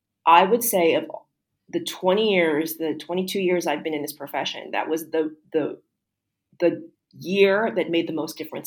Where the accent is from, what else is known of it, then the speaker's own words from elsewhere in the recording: United States; moved away as an adult; now in Singapore; I'm an American.